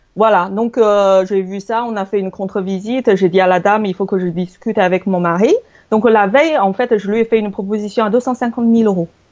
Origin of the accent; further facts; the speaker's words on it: China; now in France; je suis chinoise